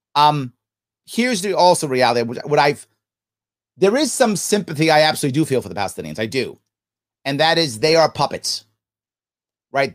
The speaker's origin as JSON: {"language": "English", "country": "United States", "said": "I'm in America. I'm American"}